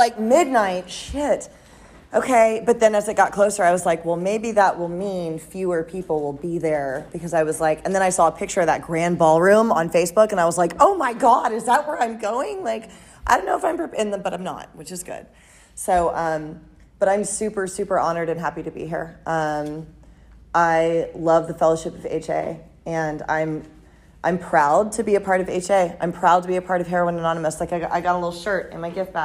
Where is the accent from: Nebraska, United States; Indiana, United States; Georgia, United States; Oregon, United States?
Georgia, United States; Peachtree City; moved away as an adult; now in San Diego, United States; So I'm from Peachtree City, actually. I'm from Georgia. I'm in San Diego now, and I've been out there for like 20 years.